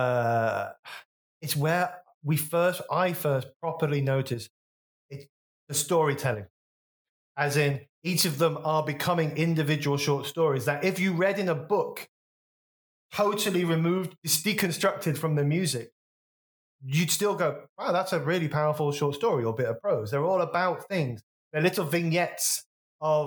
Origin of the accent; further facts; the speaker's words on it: West Bromwich, West Midlands, United Kingdom; my hometown, so this is a very local reference, West Bromwich